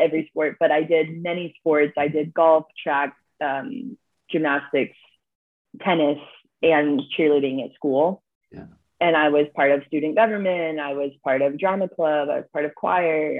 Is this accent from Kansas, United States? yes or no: no; Columbus, Ohio, United States; I grew up in Columbus, Ohio